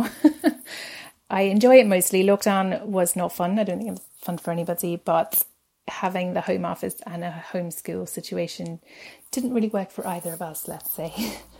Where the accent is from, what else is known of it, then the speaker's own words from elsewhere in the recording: Cape Town, Western Cape, South Africa; moved away as an adult; now in Aberdeen, United Kingdom; I was born in Cape Town, and I moved to Aberdeen 2003